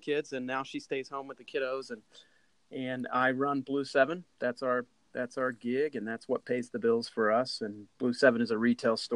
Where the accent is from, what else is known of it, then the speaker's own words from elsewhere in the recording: Enid, Oklahoma, United States; moved away; also born or lived in Texas / Missouri; I grew up in Enid, Oklahoma